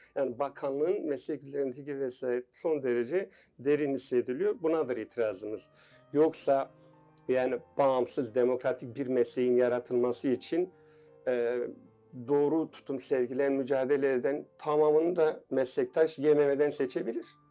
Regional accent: Tunceli Province, Turkey; also born or lived in Ümraniye, Istanbul; now in Istanbul, Turkey; 1965 Tunceli doğumluyum.

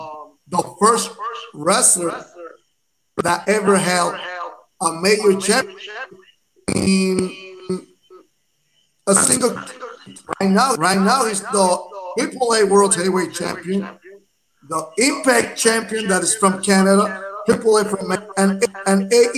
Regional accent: Puerto Rico; we're from Puerto Rico.

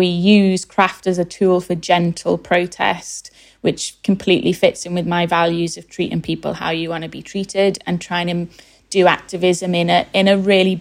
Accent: Liverpool, North West England, United Kingdom; now in London, United Kingdom; Growing up in West Everton, which is a low-income area of Liverpool

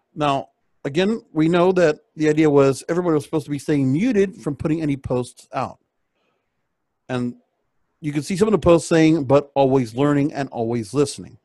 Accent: Miami, Florida, United States; I come from Miami, Palm Beach.

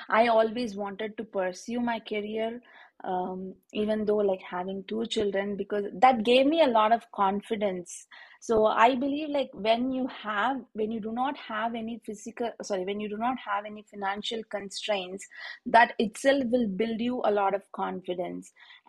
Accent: India; moved away; I was born in a in India we call it as a middle class family, wherein like we're not very rich or very not very well to do, but we are okay.

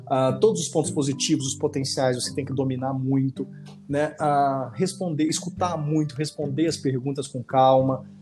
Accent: Jataí, Goiás, Brazil; moved away as an adult; also born or lived in Cuiabá, Mato Grosso; Eu sou goiano, sou de Jataí, interior de Goiás, e fui fazer faculdade em Cuiabá e acabei ficando aí durante 16 anos

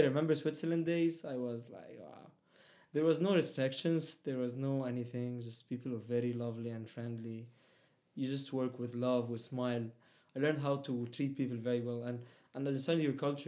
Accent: Egypt; accent: Middle Eastern; first language Arabic; English is a second language; moved away as an adult; also born or lived in Saudi Arabia / Palestine; I was raised uh, there in Egypt, so I even speak Arabic Egyptian.

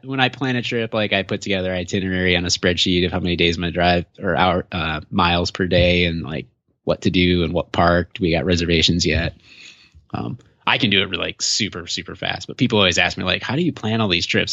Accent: Michigan, United States; moved away; also born or lived in Illinois / Minnesota; I've lived in Illinois, Minnesota, and I'm from Michigan originally

